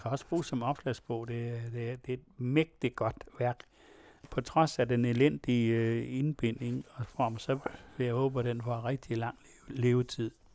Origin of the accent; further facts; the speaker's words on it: West Jutland, Central Denmark Region, Denmark; jeg kommer også selv fra Vestjylland